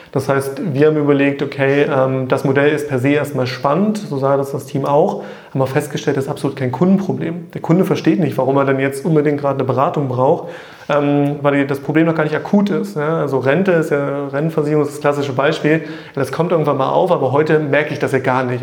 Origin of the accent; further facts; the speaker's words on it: Staßfurt, Saxony-Anhalt, Germany; ich komme ja aus der Nähe von Magdeburg, aus Stassfurt